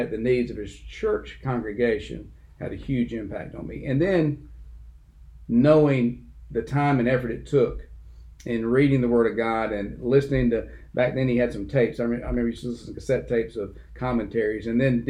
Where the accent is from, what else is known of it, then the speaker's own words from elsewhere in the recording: Dothan, Alabama, United States; also born or lived in Abbeville; I grew up in Dothan from third grade on, went to Selma Street Elementary, Young Junior High School, and then Dothan High School